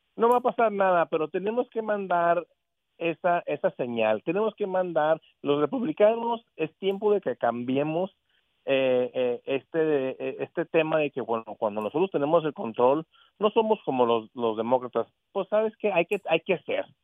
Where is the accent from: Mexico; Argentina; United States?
United States; yo soy estadounidense de aquí de este país